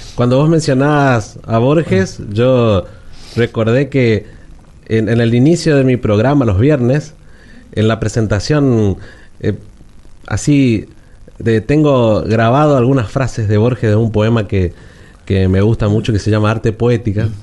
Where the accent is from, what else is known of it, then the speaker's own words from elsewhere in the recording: Goya, Corrientes, Argentina; lo que tenemos en nuestra ciudad